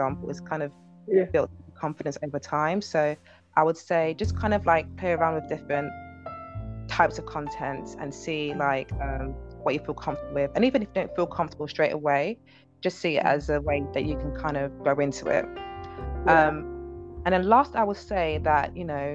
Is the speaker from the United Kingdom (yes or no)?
yes; United Kingdom; I'm British Nigerian